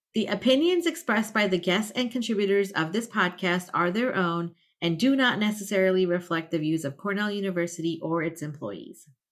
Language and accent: English; India; also born or lived in Tampa Bay area, Florida, United States; now in United States; where I grew up in India, it's like we're a group of like 26 or 27 villages